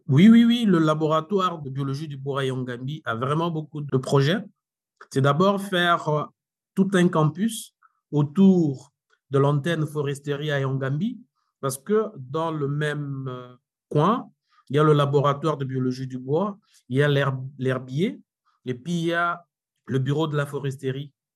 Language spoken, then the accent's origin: French; DR Congo; chez nous, en RDC